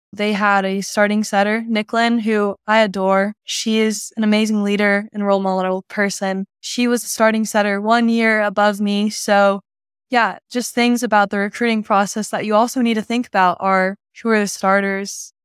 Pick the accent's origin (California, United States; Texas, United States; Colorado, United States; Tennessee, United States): Texas, United States; Dallas; also born or lived in Clearwater, Florida; I was born in Clearwater, Florida, moved to Dallas